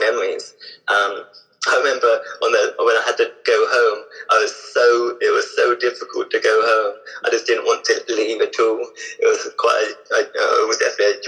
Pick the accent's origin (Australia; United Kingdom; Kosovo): United Kingdom; Hampshire, South East England; also born or lived in Basingstoke / Eastleigh / Southampton; I grew up in Hampshire, which is South